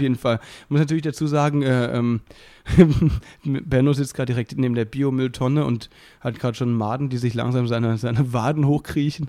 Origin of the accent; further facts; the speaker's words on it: Müllheim, Baden-Württemberg, Germany; moved away as an adult; now in Berlin, Germany; ich komme ja aus der Nähe von Freiburg, aus Müllheim, zwischen Freiburg und Basel.